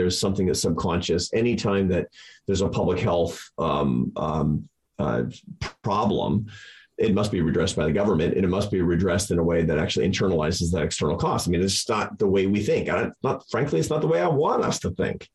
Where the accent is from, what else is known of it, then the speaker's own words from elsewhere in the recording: United States; I'm an American